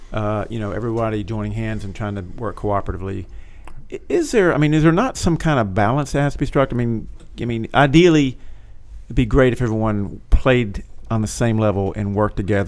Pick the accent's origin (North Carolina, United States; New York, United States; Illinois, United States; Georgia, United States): Georgia, United States; I'm from Georgia. I watched him growing up. He was our governor.